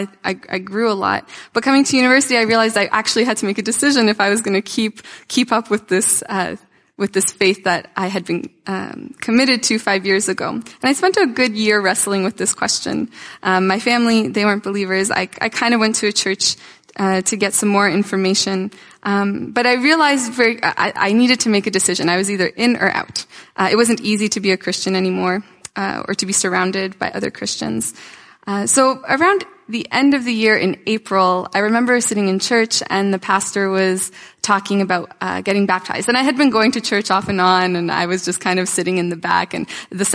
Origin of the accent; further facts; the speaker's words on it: Toronto, Ontario, Canada; also born or lived in Tula, Russia; And I grew up in North York